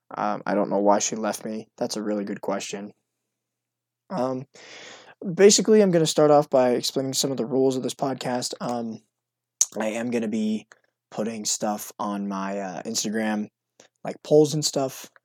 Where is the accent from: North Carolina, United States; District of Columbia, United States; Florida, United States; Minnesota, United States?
North Carolina, United States; I'm from North Carolina